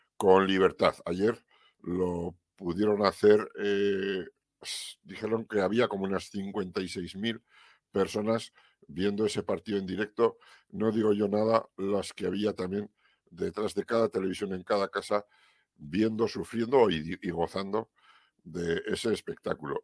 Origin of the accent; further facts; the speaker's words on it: Navarre, Spain; Los que somos navarros